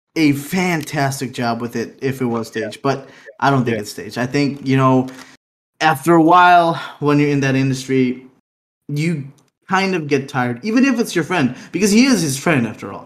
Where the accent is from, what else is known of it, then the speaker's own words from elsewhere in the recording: Aruba; we come from Aruba